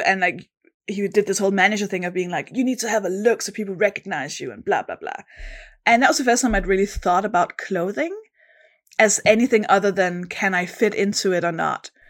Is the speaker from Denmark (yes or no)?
yes; Denmark; accent: Danish; English is a second language; moved away as an adult; now in London, United Kingdom; I am from Denmark. That's the accent, the weird accent you can hear. But I've lived in London, in the U K for about I mean, almost a decade